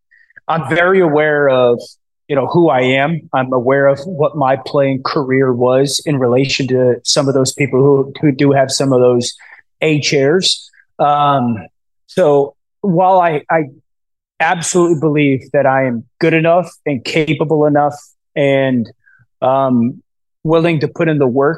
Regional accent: East Coast, United States; I'm from the East Coast again, my wife from Philly

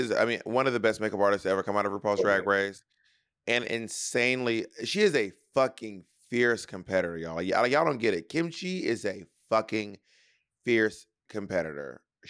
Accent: Atlanta, Georgia, United States; moved away; also born or lived in Columbus / New York City; I was born in Atlanta. I would say my home, I was born in Columbus. I would say my hometown is Atlanta.

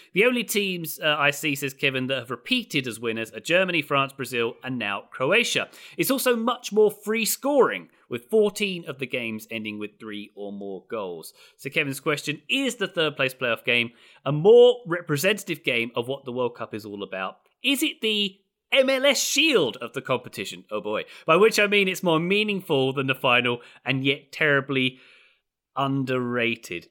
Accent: England, United Kingdom; I'm English

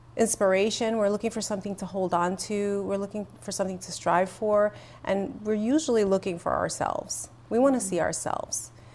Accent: New York City, New York, United States; first language English; I really was growing up in the Bronx

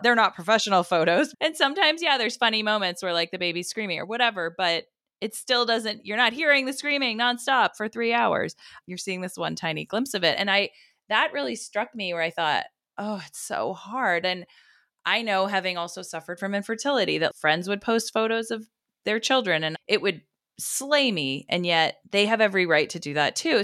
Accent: United States; us as American mothers

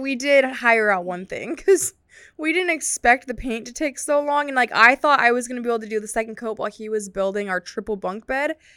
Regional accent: Bay Area, California, United States; I grew up in the Bay Area

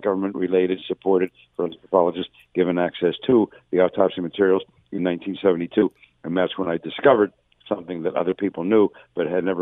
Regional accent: United States; our great country of America

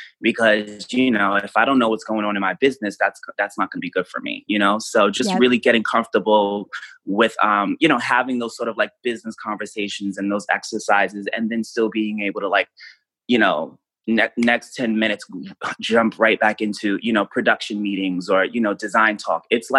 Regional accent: Queens, New York, United States; like I'm from Queens, I'm from New York City. Like for me, like I didn't grow up with a silver spoon in my mouth.

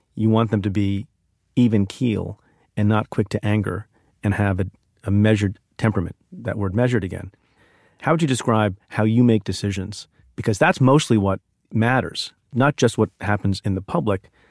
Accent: New Jersey, United States; also born or lived in India; My family's, uh, family of immigrants from India. and we grew up in New Jersey

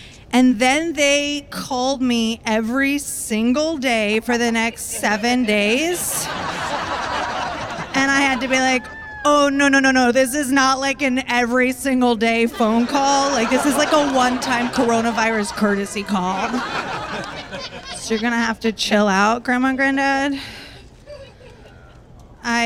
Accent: Tampa, Florida, United States; now in Brooklyn, United States; I am originally from Tampa, Florida

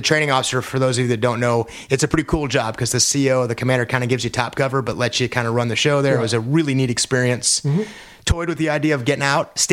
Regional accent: El Toro, California, United States; also born or lived in San Diego, California; now in Carlsbad, United States; moving up to Orange County, lived in a town called El Toro.

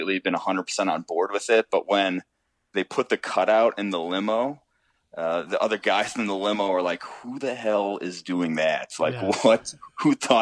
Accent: Champaign, Illinois, United States; I was from Champaign

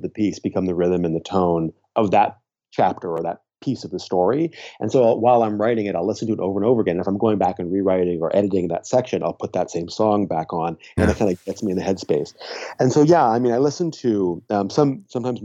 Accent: Canada; I'm Canadian

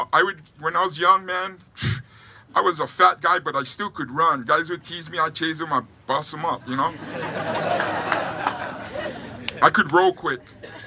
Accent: Hawaii, United States; You know, it's interesting growing up in Hawaii and where I grew up on the North Shore, not even thinking that I'd be a pastor one day.

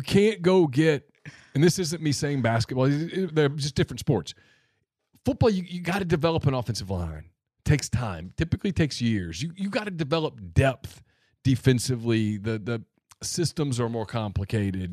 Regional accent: Ruston, Louisiana, United States; growing up in Ruston

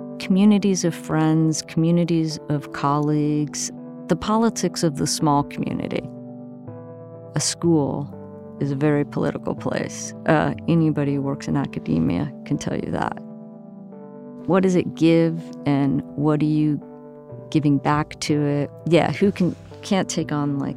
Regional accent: Miami, Florida, United States; now in New York, United States; I'm from Miami, and the Pacific Northwest is just the visualness of it was so extremely different than Miami, where I came from.

